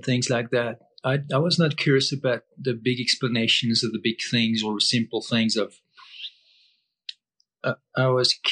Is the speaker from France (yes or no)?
yes; Brittany, France; English is a second language; moved away; I grew up in France